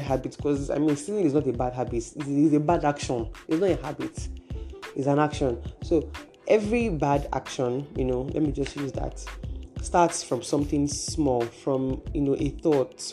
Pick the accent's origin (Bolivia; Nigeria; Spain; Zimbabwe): Nigeria; I am a Nigerian and I am operating from Nigeria